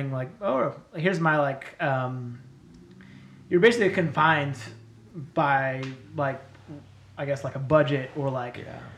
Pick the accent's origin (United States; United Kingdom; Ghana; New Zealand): United States; El Cerrito, California; also born or lived in Berkeley, California / Martinez, California / Chico, California; I'm from the Bay, born in Berkeley